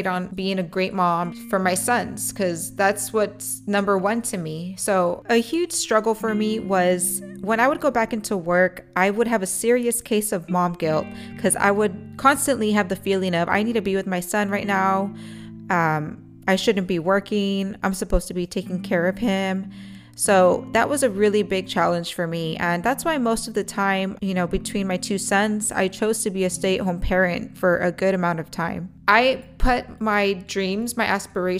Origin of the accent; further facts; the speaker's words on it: Edinburg, Texas, United States; moved away as an adult; also born or lived in McAllen, Texas; now in Corpus Christi, United States; I was raised in Edinburgh, Texas